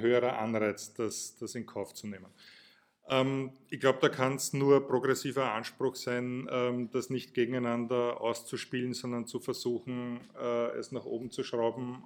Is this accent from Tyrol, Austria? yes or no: no; Burgenland, Austria; Ich komme aus dem Burgenland, bin an der Grenze aufgewachsen